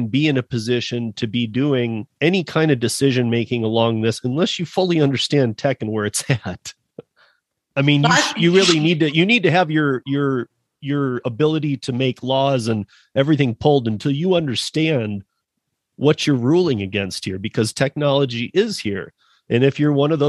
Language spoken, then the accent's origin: English; Michigan, United States; moved away; my dad was self-employed when I was born in Michigan